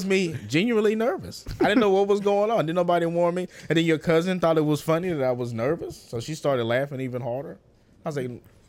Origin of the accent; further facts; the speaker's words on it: Louisiana, United States; moved away; I'm from Louisiana. I'm from Louisiana.